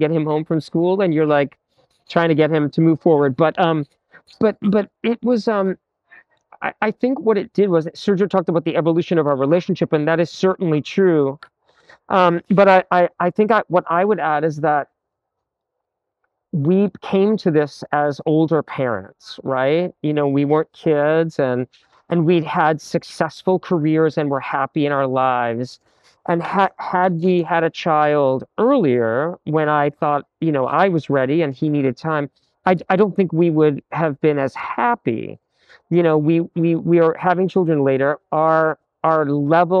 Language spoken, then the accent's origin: English; Massachusetts, United States; I grew up in the Episcopal and Methodist churches in Massachusetts